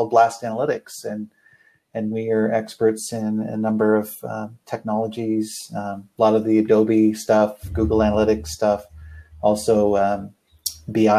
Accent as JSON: {"language": "English", "country": "Canada", "moved": "as an adult", "lives_now": "United States", "said": "originally I'm from Canada. I actually moved down to the States about almost 20 years"}